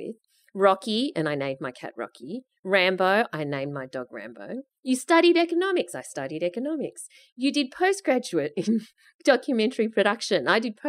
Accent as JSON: {"language": "English", "town": "Sydney", "region": "New South Wales", "country": "Australia", "tie": "born or raised there", "also_born_or_lived": "Singapore", "said": "I was 4 years old when I moved from Singapore to Sydney"}